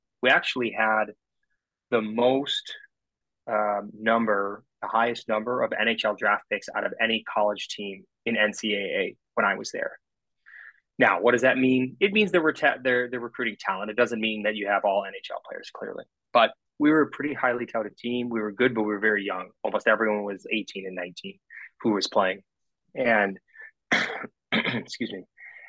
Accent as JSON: {"language": "English", "region": "Midwest", "country": "United States", "said": "Remember, I'm a boy from the Midwest, so going to school out east was never on my mind."}